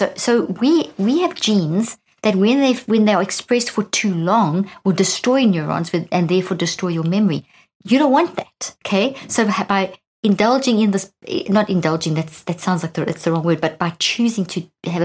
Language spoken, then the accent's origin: English; South Africa; moved away as an adult; also born or lived in Zimbabwe; now in United States; being a South African, I was born in Zimbabwe and grew up in South Africa, and I've been living in the States now for 13 years